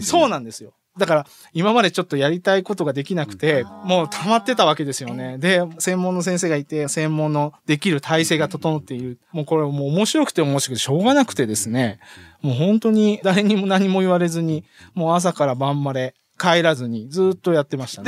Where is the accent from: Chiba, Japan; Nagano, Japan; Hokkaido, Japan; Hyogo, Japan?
Hokkaido, Japan; Teshio; born or raised there; also born or lived in Rochester, United States / Tokyo, Japan; now in Tottori, Japan